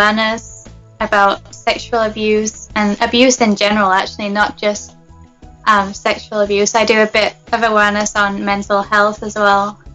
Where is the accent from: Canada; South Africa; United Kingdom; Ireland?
United Kingdom; England; moved away as an adult; now in United States; Well, I'm from England. I'm originally from England. I was born in Britain, and I'm actually living in the States now